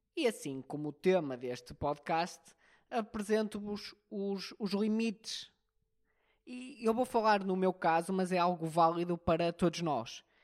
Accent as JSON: {"language": "Portuguese", "country": "Portugal", "said": "um bom português"}